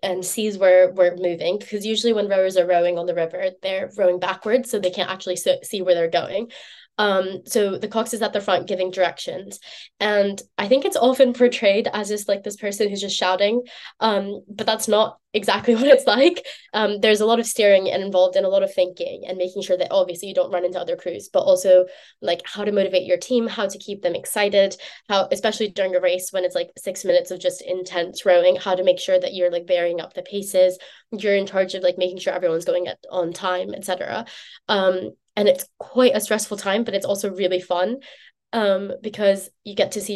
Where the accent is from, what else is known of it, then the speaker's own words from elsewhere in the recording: United States; moved away as an adult; now in Oxford, United Kingdom; I'm American